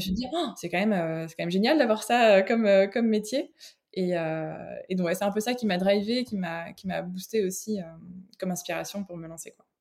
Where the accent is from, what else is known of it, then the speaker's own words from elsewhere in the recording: France; moved away as an adult; now in Belgium; j'habite en Belgique, je suis française d'origine, mais ça fait euh, une bonne quinzaine d'années là que je suis euh, que je suis ici